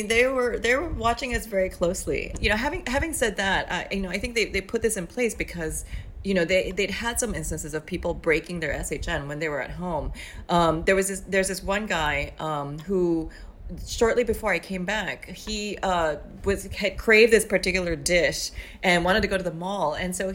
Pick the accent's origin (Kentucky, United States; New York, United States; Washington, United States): New York, United States; I kept thinking, well, you know, I'm a New Yorker.